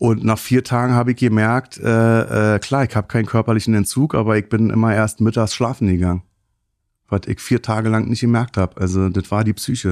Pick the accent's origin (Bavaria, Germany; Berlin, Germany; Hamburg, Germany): Berlin, Germany; 74 geboren in Neukölln